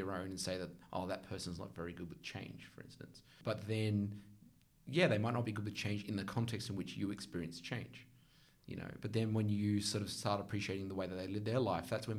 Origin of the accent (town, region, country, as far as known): Australia; moved away; also born or lived in United States